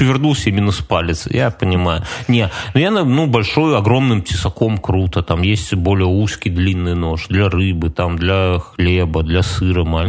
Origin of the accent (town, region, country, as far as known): Belarus